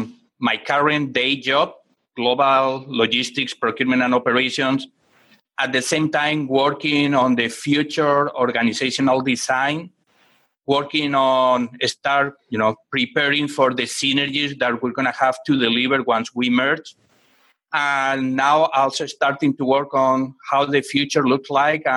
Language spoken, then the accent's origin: English; Barcelona, Catalonia, Spain; now in United States; I am originally from Spain, from Barcelona. I grew up in a very, very low-income family in a neighborhood